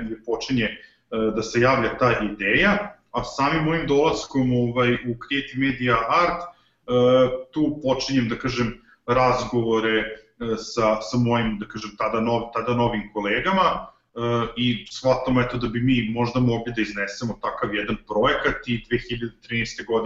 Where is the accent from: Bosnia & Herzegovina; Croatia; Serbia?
Serbia; Zrenjanin, Vojvodina; u mom rodnom gradu Zrenjaninu